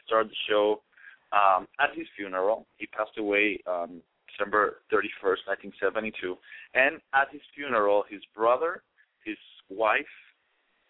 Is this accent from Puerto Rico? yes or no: yes; Puerto Rico; English is a second language; moved away as an adult; now in United States; I was born and raised in PR as well